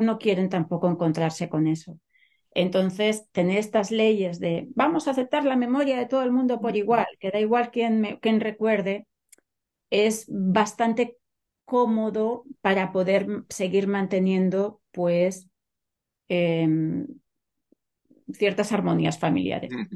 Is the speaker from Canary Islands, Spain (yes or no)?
no; Catalonia, Spain; moved away as an adult; also born or lived in Germany; now in San Francisco, United States; Yo nací en Cataluña, me crié en Cataluña